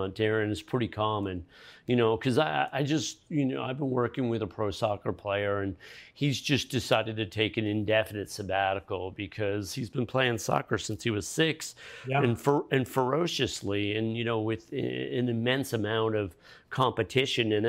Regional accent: Connecticut, United States; I grew up in Connecticut

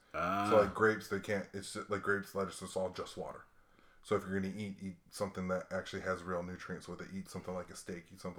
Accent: Hawaii, United States; hey man, I was a kid growing up in Hawaii. I'm a biracial kid growing up in Hawaii.

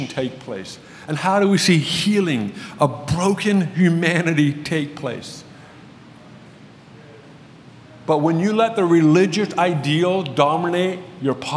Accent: United States; I'm obviously an American

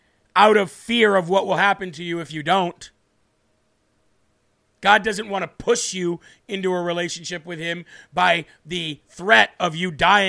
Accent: Rhode Island, United States; I'm originally from Rhode Island, Jeremy.

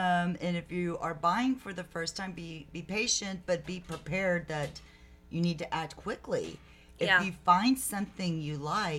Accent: Lake McQueeney, Texas, United States; also born or lived in San Antonio, Texas / Colorado; now in San Marcos, United States; I was born in San Antonio, but I grew up in Lake McQueenie and lived there until I attended Southwest Texas, well, Texas State, but back then it was Southwest Texas State University

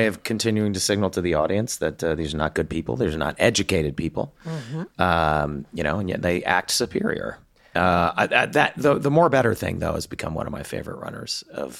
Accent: the South, United States; I grew up in the South

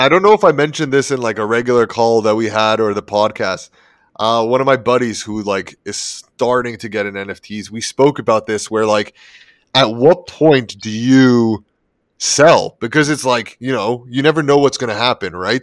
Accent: Toronto, Ontario, Canada; moved away; I'm originally from Toronto

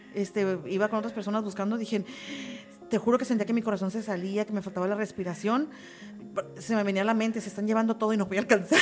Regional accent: Tijuana, Baja California, Mexico; como buenos tijuanenses

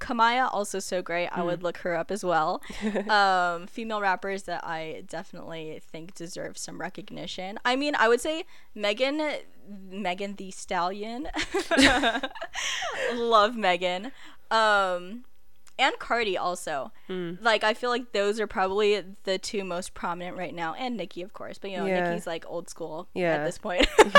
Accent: Philippines; well, I'm Filipino, so this is like a given, but island reggae.

